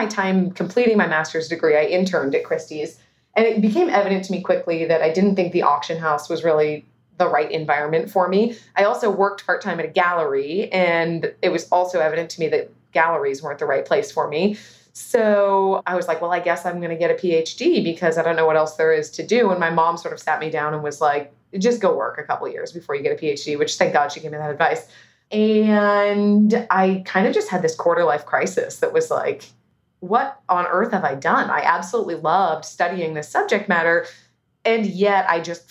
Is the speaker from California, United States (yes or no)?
yes; Los Altos, California, United States; I grew up here in the Bay Area